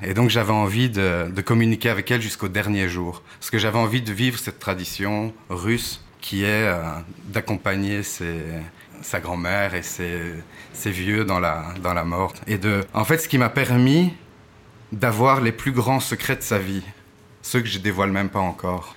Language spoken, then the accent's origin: French; Ixelles, Brussels-Capital Region, Belgium; je suis né à Ixelles. Je suis 100% bruxellois